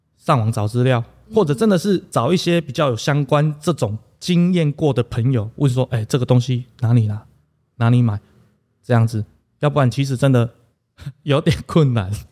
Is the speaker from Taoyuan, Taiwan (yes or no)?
no; Puzi, Chiayi County, Taiwan; 我为什么要打家乡的铺子